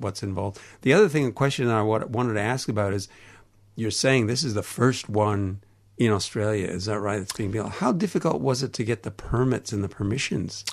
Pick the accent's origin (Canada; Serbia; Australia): Canada; accent: Canadian; my Canadian accent